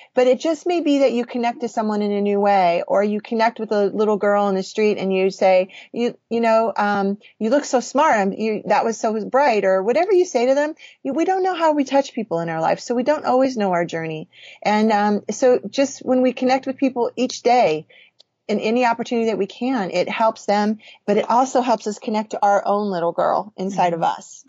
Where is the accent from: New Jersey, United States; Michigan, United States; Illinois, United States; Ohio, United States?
Illinois, United States; I was raised in Illinois